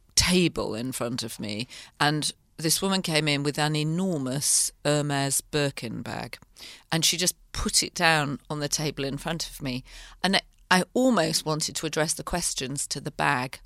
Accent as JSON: {"language": "English", "region": "the north of England", "country": "United Kingdom", "tie": "born or raised there", "also_born_or_lived": "London", "moved": "as an adult", "said": "I grew up in the north of England"}